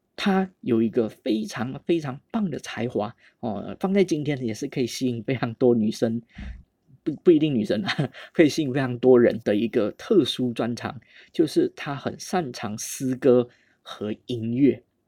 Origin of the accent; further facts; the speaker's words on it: Malaysia; 我们马来西亚人